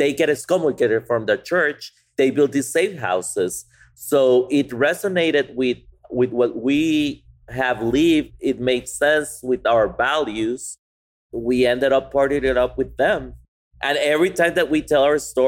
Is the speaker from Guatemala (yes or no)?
yes; Guatemala; moved away as an adult; now in Austin, United States; we came from Guatemala, that we did the farmers markets for a month when we moved here